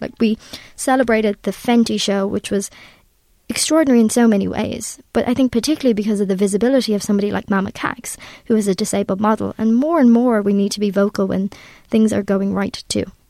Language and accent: English; Ireland; I'm Irish